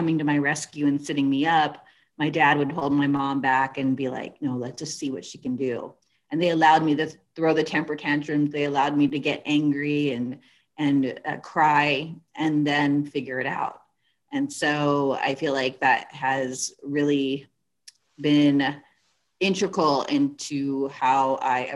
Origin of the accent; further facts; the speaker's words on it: California, United States; I'm originally from California.